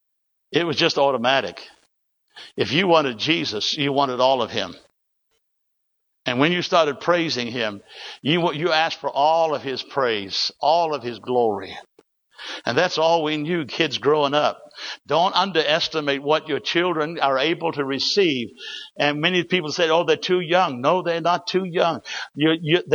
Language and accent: English; New Zealand; I grew up in New Zealand. I was born in 1941 in a church that Smith's Wigglesworth started through a prayer meeting